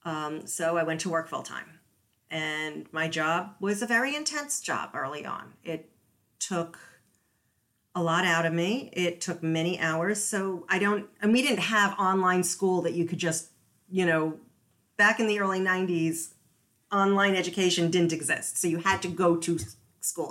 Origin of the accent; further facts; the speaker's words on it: United States; also born or lived in Massachusetts / New York; I grew up in Massachusetts and New York.